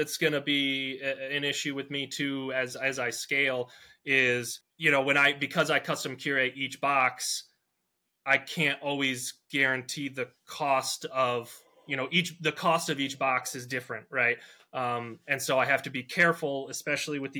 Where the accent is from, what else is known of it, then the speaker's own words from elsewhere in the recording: Michigan, United States; I'm from Michigan